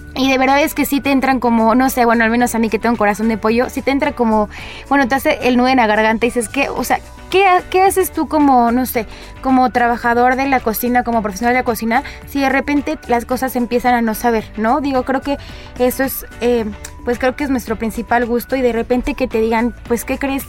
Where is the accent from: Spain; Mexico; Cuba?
Mexico; como mexicana